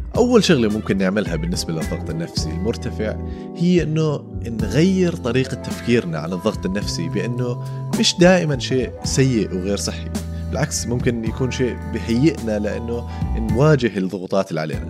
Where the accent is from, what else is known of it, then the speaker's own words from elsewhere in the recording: Amman, Amman Governorate, Jordan; moved away as an adult; now in United Kingdom; انا آه، انولدت في بريطانيا بس عشت معظم حياتي في الاردن